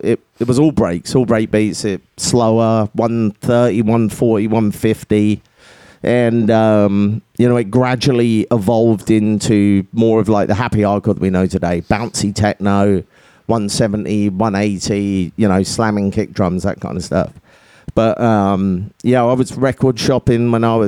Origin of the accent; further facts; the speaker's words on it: England, United Kingdom; now in United States; I came from England